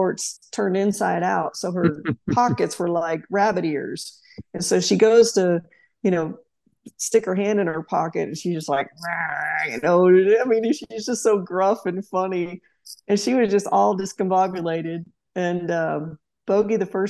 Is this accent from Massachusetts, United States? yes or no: no; Tulsa, Oklahoma, United States; moved away as an adult; now in Auburn, United States; growing up in Oklahoma